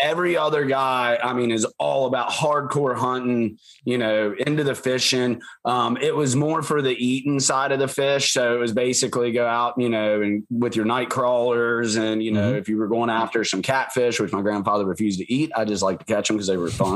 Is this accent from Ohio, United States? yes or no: no; Shenandoah Valley, Northern Virginia, United States; moved away; I grew up in Virginia. Actually right there in that, where outside, it's Northern Virginia, but mm-hmm. not the DC part